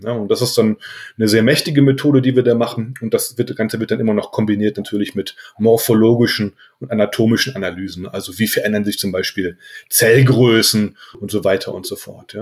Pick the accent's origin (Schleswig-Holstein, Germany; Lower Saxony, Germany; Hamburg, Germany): Lower Saxony, Germany; Aurich; now in Darmstadt, Germany; ich bin in Aurich geboren, ja, in Ostfriesland, mhm. LA, Landkreis Aurich, ja, mhm. und das ist da sehr ländlich gewesen, äh, wo wir gewohnt haben